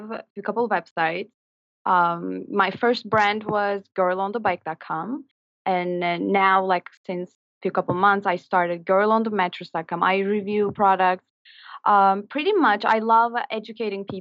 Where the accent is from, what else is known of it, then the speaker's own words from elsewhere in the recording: Turkey; moved away as an adult; now in New York City, United States; I'm from Turkey